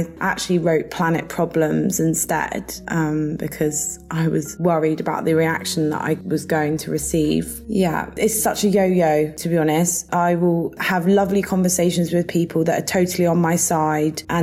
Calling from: Guildford, South East England, United Kingdom; I'm speaking from Guildford, which is in the UK, and I'm 25 years old.

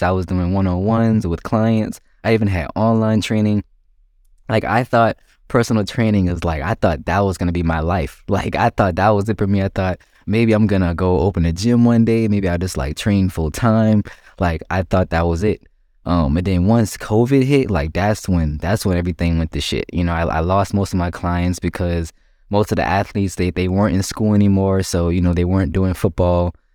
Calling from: Myrtle Beach, South Carolina, United States; I'm calling from Myrtle Beach, um, and located in South Carolina

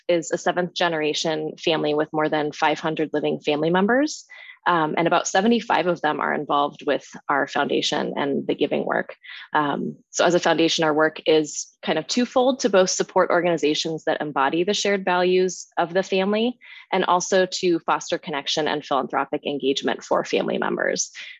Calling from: Seattle, Washington, United States; I am calling in from Seattle, Washington, on the lands of the Duwamish and Coast Salish people today.

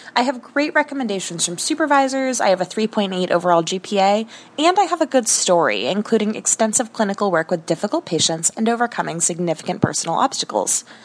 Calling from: Seattle, Washington, United States; I'm calling from Seattle.

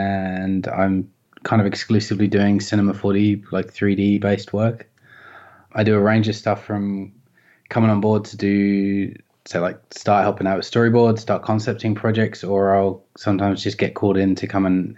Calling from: Melbourne, Victoria, Australia; Just in North Melbourne at the moment.

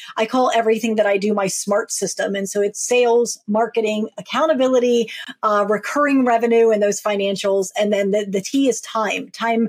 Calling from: Maryland, United States; I am joining you from Maryland, right near Washington, D.C., on the east coast of the U.S.

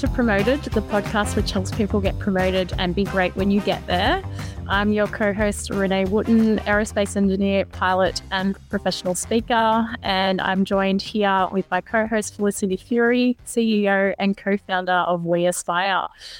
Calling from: New South Wales, Australia; I'm calling in from Gadigal country this morning. My roots are actually from Darawal country though

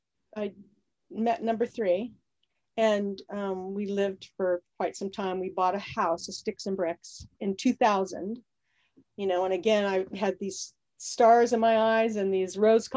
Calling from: Annapolis, Maryland, United States; Oh, I'm calling you from Annapolis, Maryland.

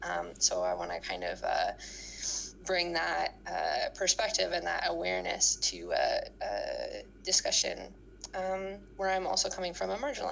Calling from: New Brunswick, Canada; I am calling in from New Brunswick, Canada, which is just a little bit north of Maine

